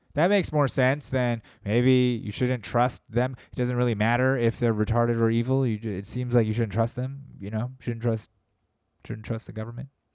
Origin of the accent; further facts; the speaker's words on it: United States; being an American